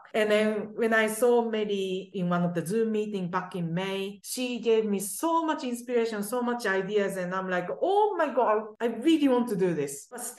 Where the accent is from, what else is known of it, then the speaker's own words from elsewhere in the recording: Japan; English is a second language; now in London, United Kingdom; Because I came from Japan to here without any knowledge, any friends, nothing. So I was totally alone, but then I connect with people, but then being in London for the, you know, 20 years